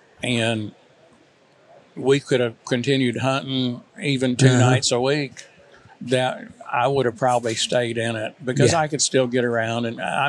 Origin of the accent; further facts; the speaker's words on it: Illinois, United States; also born or lived in Mississippi; And my dad moved up there in 1953 and went to work at Caterpillar. So I spent my growing up years in Illinois.